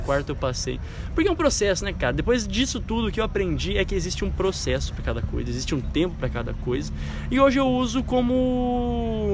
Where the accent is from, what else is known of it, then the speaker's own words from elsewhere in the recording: Brazil; sou brasileiro mesmo